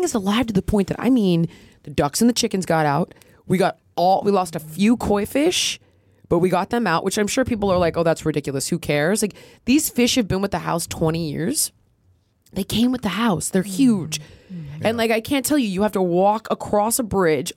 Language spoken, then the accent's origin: English; Los Angeles, California, United States; born and raised in Los Angeles like myself